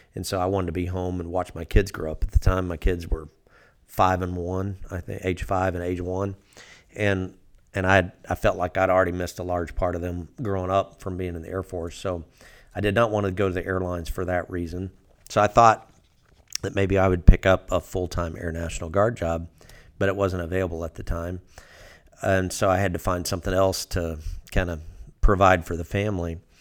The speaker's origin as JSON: {"language": "English", "town": "Fort Smith", "region": "Arkansas", "country": "United States", "tie": "born or raised there", "said": "I grew up down in Fort Smith"}